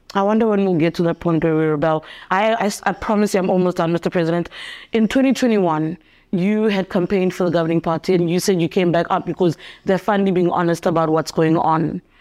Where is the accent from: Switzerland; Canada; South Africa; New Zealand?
South Africa; As a South African